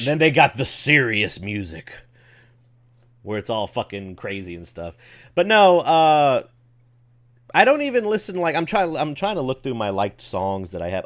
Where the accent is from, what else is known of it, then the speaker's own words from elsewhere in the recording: Memphis, Tennessee, United States; I'm from the Memphis area